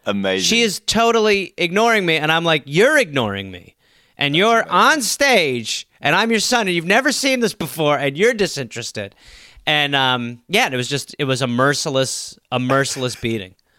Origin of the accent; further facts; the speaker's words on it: Wisconsin, United States; I was born in Wisconsin